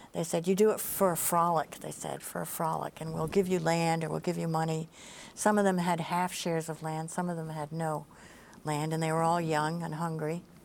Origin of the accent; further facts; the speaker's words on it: New York, United States; now in Maine, United States; I grew up in New York